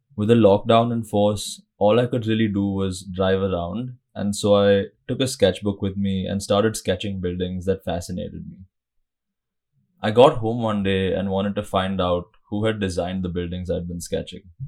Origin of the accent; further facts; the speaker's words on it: Mumbai, Maharashtra, India; moved away as an adult; I grew up in Mumbai a mega city on India's west coast